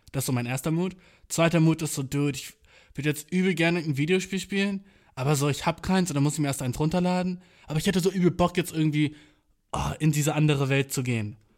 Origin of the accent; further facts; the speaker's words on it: Göttingen, Lower Saxony, Germany; Göttingen, weil das meine Heimatstadt ist